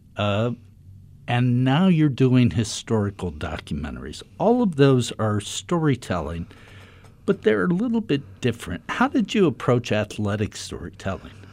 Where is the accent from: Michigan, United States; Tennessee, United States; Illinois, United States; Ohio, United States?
Ohio, United States; Dayton; I grew up in Dayton, Ohio